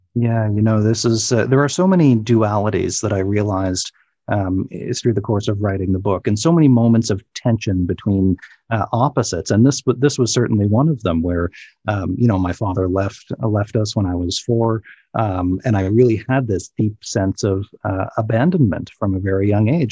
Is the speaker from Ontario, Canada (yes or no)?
no; Cape Breton, Nova Scotia, Canada; moved away; my hometown in uh, Cape Breton, Nova Scotia